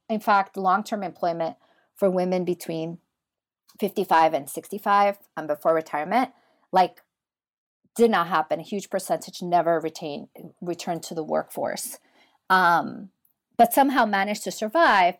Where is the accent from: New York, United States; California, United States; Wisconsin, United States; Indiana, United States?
New York, United States; New York City; now in Pittsburgh, United States; I grew up in Washington Heights, New York City. I'm the daughter of Dominican immigrants